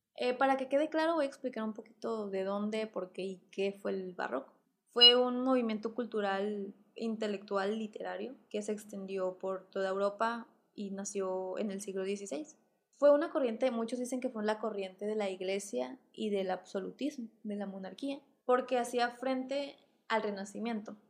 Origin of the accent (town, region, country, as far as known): Mexico